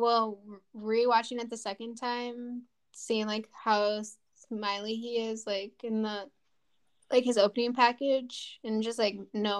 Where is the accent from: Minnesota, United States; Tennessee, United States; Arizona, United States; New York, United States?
Minnesota, United States; I'm also from Minnesota because I forgot that it did happen in Minnesota.